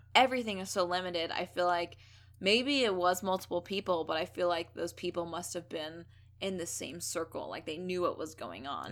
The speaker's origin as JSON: {"language": "English", "town": "Thousand Oaks", "region": "California", "country": "United States", "tie": "born or raised there", "said": "my hometown of Thousand Oaks, California"}